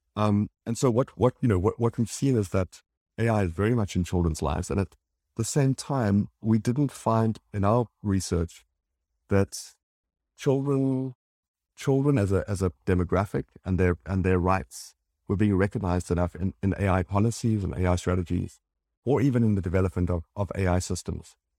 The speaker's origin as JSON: {"language": "English", "country": "South Africa", "also_born_or_lived": "Johannesburg / London", "moved": "as an adult", "said": "I'm from South Africa and then in London"}